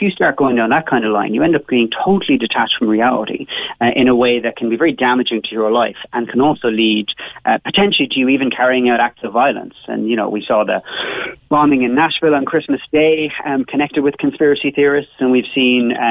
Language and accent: English; Cobh, Munster, Ireland; I'm from Bishopstown, when of course I'm from Cove